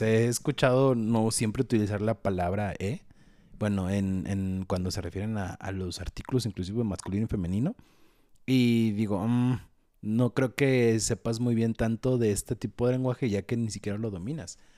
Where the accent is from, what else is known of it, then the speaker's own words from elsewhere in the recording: Mexico; Los mexicanos no sabemos decir que no